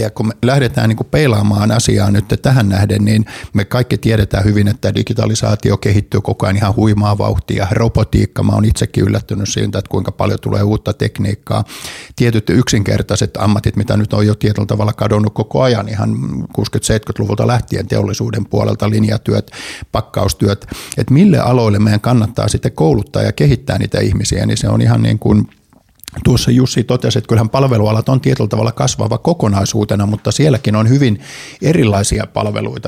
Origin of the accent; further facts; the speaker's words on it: Kotka, Kymenlaakso, Finland; moved away; mä oon kotkalainen ja Kotkasta kotosi on edelleen kakkoskoti siellä. Ja 60-luvulla, kun siellä pikkuskidinä heilu